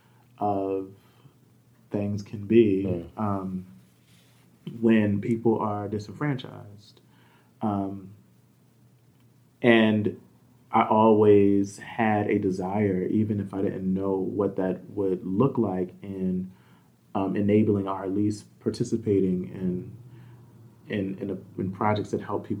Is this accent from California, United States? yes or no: no; Camden, New Jersey, United States; I grew up in Camden, New Jersey.